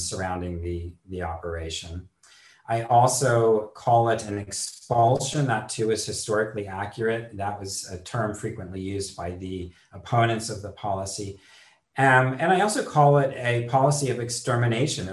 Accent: Bay Area, California, United States; moved away; I grew up in the Bay Area

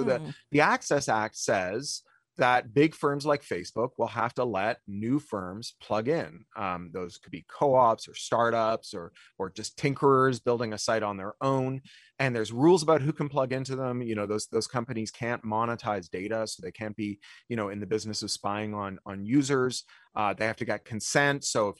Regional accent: Canada; I mean, I grew up in Canada.

